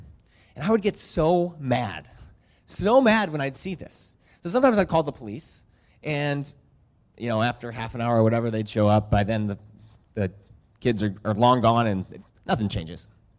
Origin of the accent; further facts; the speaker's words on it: Lima, Peru; also born or lived in United States; So the last time I was here, I mentioned that I grew up in Lima, Peru. My parents were missionaries there, and I grew up there, and I'm a dual citizen.